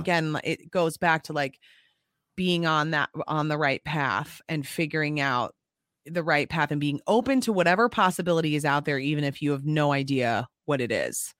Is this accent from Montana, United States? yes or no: no; Apple Valley, Minnesota, United States; I'm from Apple Valley.